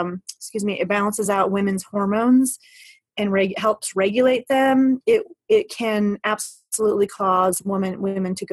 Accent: United States; We're American

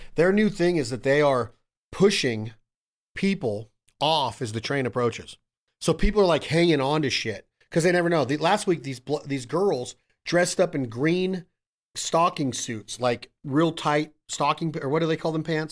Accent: Reno, Nevada, United States; my hometown, Reno, Nevada

